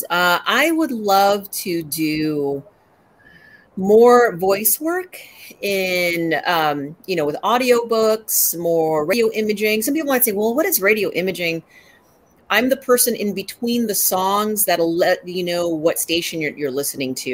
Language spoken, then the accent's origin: English; Philippines; and a lot of people don't know that I'm Filipino.